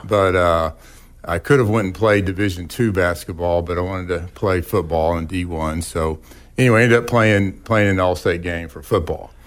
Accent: Verdigris, Oklahoma, United States; also born or lived in Tulsa, Oklahoma; I was born in Tulsa and lived near the traffic circle, uh, there till, like, second grade or so, and, and my parents and our family moved out to the community of Verdigris

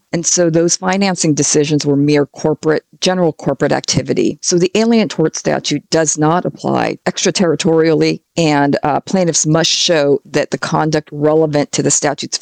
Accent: California, United States; my home state of California

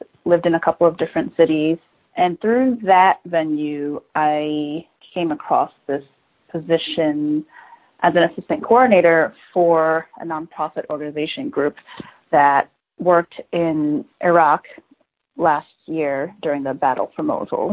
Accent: United States; I'm a Chinese-American female, 30 years old, and I speak fluent English, so it's very apparent that I'm an American

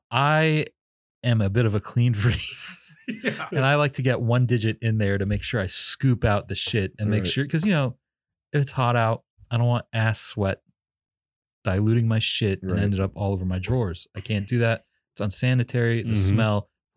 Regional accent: Maine, United States; At least the one I grew up in Maine, that discouraged people from hanging out at the firehouse.

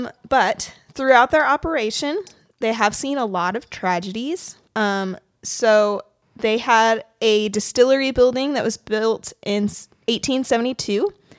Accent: Kentucky, United States; moved away; I'm from Kentucky.

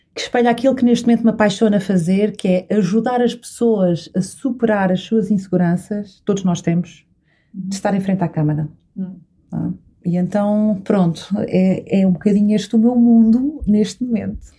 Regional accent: São Miguel, Azores, Portugal; Eu sou açoriana, nasci e cresci em São Miguel

